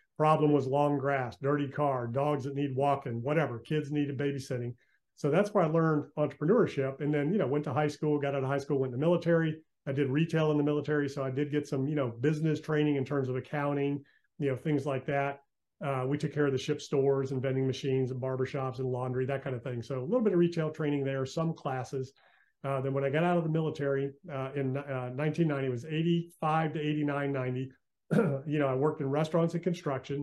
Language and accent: English; Virginia Beach, Virginia, United States; moved away as an adult; also born or lived in Western North Carolina / Outer Banks, North Carolina; I'm from Virginia Beach